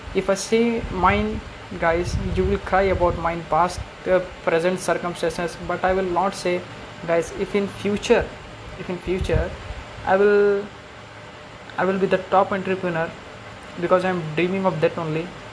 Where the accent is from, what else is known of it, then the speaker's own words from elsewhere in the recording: India; from India.